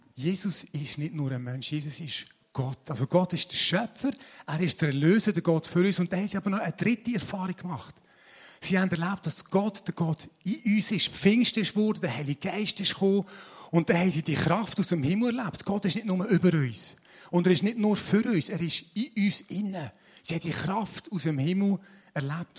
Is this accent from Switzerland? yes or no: yes; Switzerland; wir sind Schweizer